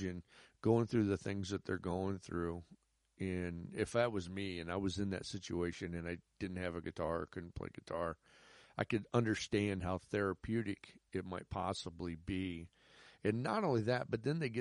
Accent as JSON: {"language": "English", "country": "United States", "said": "I'm an American"}